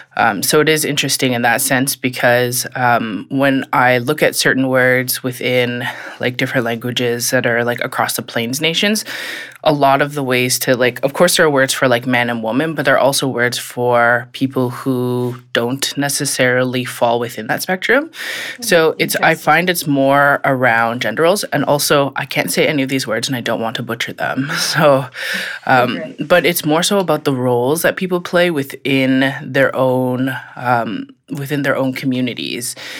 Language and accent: English; Regina, Saskatchewan, Canada; now in Ottawa, Canada; I'm originally from Regina, Saskatchewan.